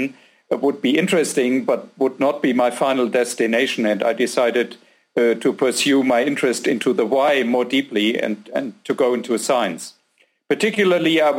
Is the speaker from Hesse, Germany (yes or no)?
yes; a small city near Frankfurt, Hesse, Germany; moved away as an adult; also born or lived in Giessen, Germany; now in Austria; I grew up in Germany in a small city near Frankfurt